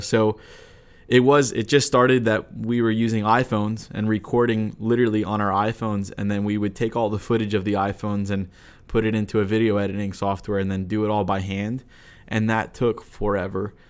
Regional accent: United States; growing up in America, but in a Romanian church.

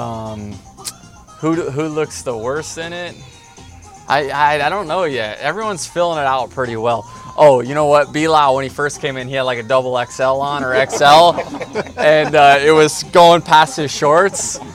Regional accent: Tampa Bay, Florida, United States; here we are in my hometown

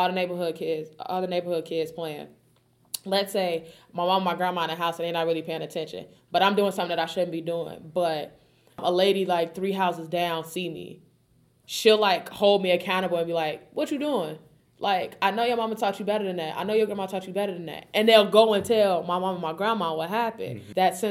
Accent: Chicago, Illinois, United States; They won't know what growing up in Chicago was like for us.

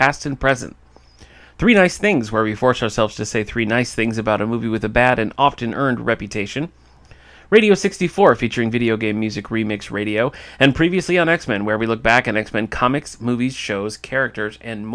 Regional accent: Michigan, United States; I'm from Michigan

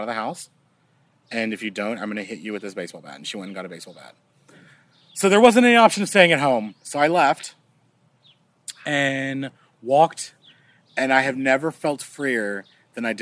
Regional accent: Wharton, Texas, United States; also born or lived in Bastrop, Texas; I grew up in a small town. It's near a small town. Population of 10,000 people. And it's called Wharton, Texas.

